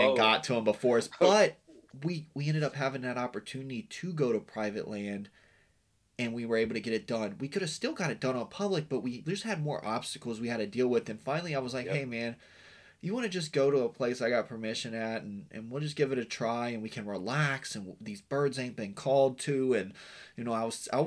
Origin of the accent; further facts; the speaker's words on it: Western Virginia, United States; moved away; I grew up in Western Virginia